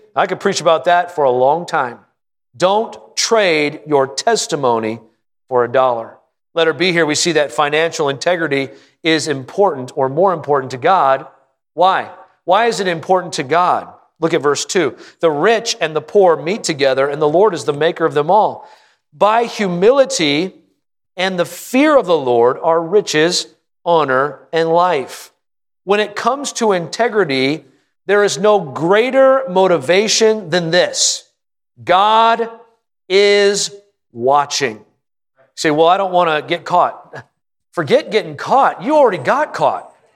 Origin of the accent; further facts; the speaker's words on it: Prescott, Arizona, United States; I'm from Prescott.